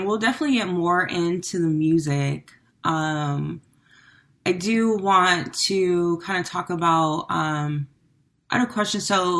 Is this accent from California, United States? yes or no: yes; Sacramento, California, United States; moved away as an adult; now in Atlanta, United States; I'm from California, Okay, California. what part? Sacramento